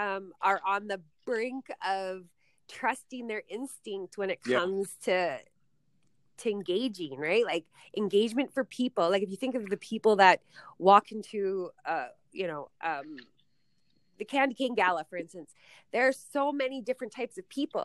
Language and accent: English; Ottawa, Ontario, Canada; moved away; I'm from Ottawa, moved out here with a company that was servicing to oil and gas